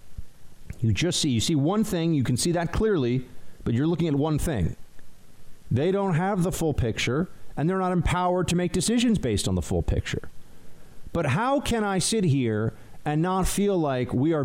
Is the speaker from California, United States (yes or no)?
no; New York City, New York, United States; as a New Yorker, as an American